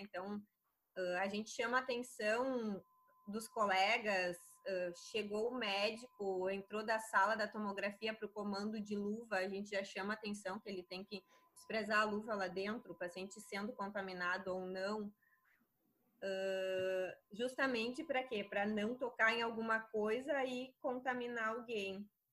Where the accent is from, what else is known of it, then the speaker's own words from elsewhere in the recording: Crissiumal, Rio Grande do Sul, Brazil; Sou do interior do Rio Grande do Sul, da cidade de Criciúmal